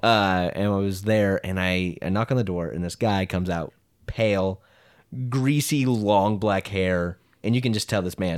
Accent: Creston, Iowa, United States; I grew up in Creston, Iowa

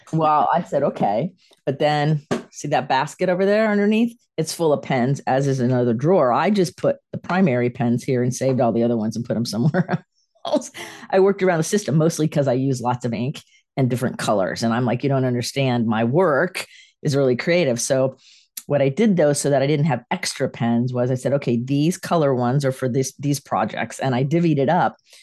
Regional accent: Sarasota, Florida, United States; moved away as an adult; also born or lived in Clearwater / Gainesville / Tampa; now in North Carolina, United States; I was raised in Sarasota and moved here to North Carolina from Clearwater.

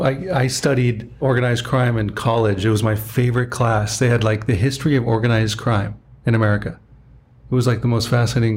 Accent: Southern California, United States; also born or lived in Toronto, Canada / Westlake Village; I'm Canadian. I was born in Toronto. My parents moved here when I was about 2.5. So I'm basically raised Southern California. I'd never been to Europe.

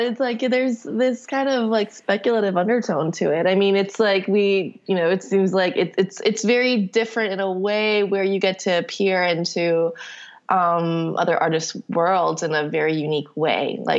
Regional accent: Palo Alto, California, United States; born there; I was born in Palo Alto, actually, but my folks are in Korea now.

